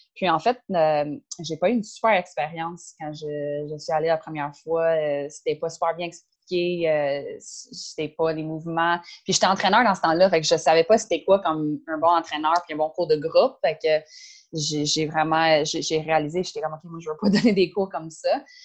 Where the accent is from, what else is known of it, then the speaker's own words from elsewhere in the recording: Caledon, Ontario, Canada; French is a second language; moved away as an adult; now in Montreal, Canada; moi, je viens de Ontario. j'ai euh, j'ai grandi, euh, grandi à l'extérieur de Toronto